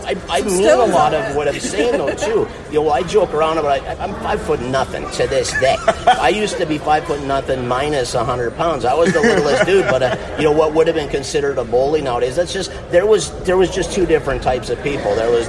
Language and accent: English; Midwest, United States; now in Florida, United States; Well, and I grew up in the Midwest. My dad is an iron ore miner forever. I'm former 8-year active duty Air Force guy. That's how I ended up in Florida, as I got stationed at MacDill.